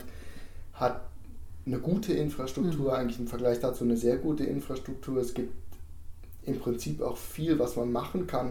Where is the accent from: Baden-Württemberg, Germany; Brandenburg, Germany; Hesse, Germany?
Hesse, Germany; Biedenkopf; moved away as an adult; also born or lived in Marburg / Italy; Ich bin in Biedenkopf aufgewachsen. Ich bin selbst in Marburg geboren.